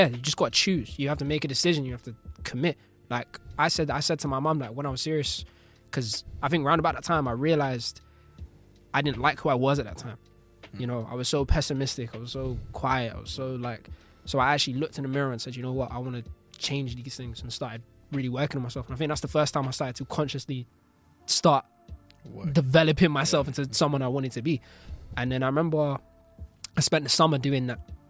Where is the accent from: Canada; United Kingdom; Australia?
United Kingdom; London; he's from where I'm from